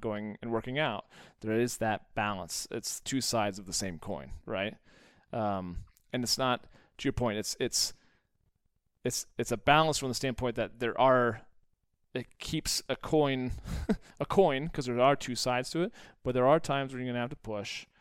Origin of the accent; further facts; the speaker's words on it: United States; being an American and an entrepreneur